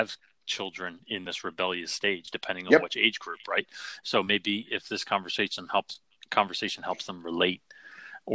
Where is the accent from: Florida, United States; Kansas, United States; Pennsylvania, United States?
Pennsylvania, United States; Philadelphia; I'm from Philly